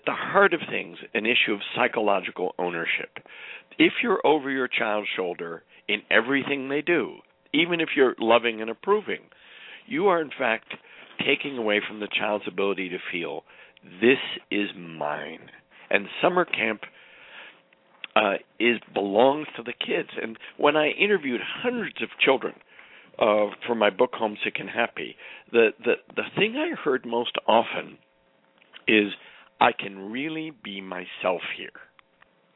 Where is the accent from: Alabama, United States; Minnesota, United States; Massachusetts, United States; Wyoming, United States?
Massachusetts, United States; Arlington; my hometown of Arlington, Massachusetts